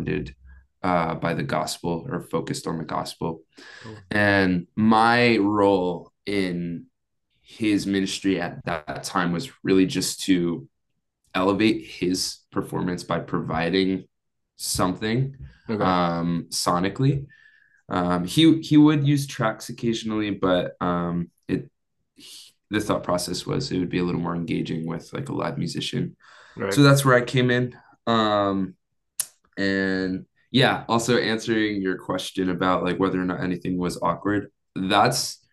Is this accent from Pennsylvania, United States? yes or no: yes; Pennsylvania, United States; now in California, United States; I'm from Pennsylvania